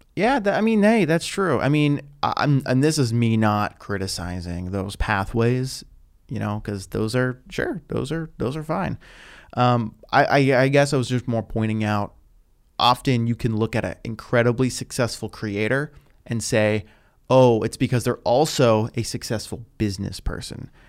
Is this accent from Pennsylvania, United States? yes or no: yes; Pittsburgh, Pennsylvania, United States; moved away as an adult; now in Los Angeles, United States; I was still living in my hometown of Pittsburgh after college